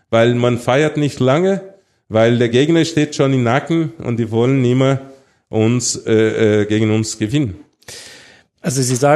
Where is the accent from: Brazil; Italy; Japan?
Brazil; German is a second language; moved away; also born or lived in Munich, Germany; Also klar, Brasilien, äh, bin aufgewachsen in Brasilien, in Brasilien geboren, aber die Zeit, dass ich hier in Deutschland gelebt habe äh, und sogar in München, das sechs Jahren war, es war sehr schön.